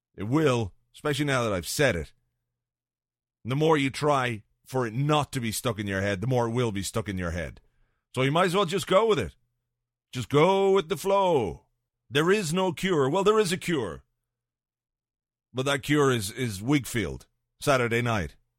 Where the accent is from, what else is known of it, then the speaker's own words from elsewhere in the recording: Ireland; I'm an Irish guy